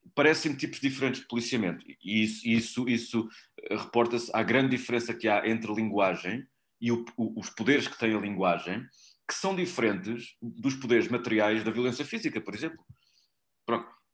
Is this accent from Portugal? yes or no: yes; Portugal; E eu sou português